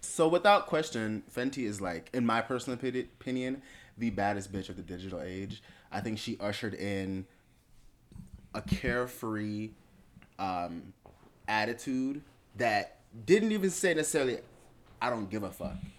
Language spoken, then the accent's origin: English; Miami, Florida, United States; I grew up in Miami